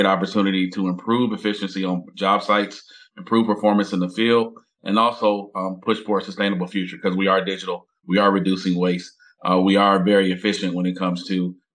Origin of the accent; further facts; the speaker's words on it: Detroit, Michigan, United States; born and raised in Detroit, third generation entrepreneur, grew up in a family that was heavily involved in construction